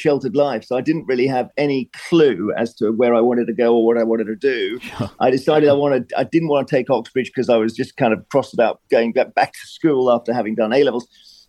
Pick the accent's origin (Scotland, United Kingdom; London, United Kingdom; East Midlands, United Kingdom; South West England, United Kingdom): London, United Kingdom; Cheam; moved away as an adult; also born or lived in Durham; I was brought up in Cheam in Surrey. It's a very, the word boring is not always negative, but it was a boring suburb of London. It was in London's shadow.